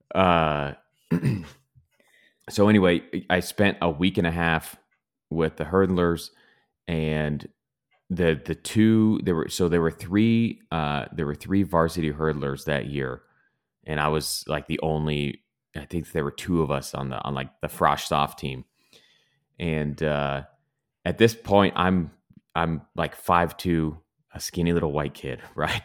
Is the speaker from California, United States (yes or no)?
yes; Glendora, California, United States; I I grew up in Glendora